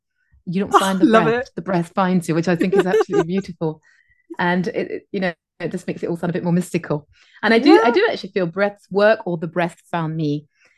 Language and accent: English; France; first language English; now in Phuket, Thailand; I live in Phuket in Thailand, on this little tropical island. I'm originally from France. I have a Scottish mother, which is because I often get asked, like, how come you don't have the French accent?